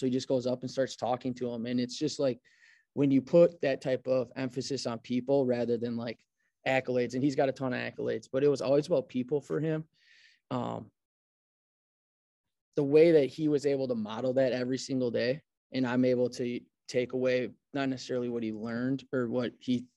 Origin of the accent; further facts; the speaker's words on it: Fond du Lac, Wisconsin, United States; also born or lived in Rosendale, Wisconsin / Chicago / Kansas City; I grew up in Fond du Lac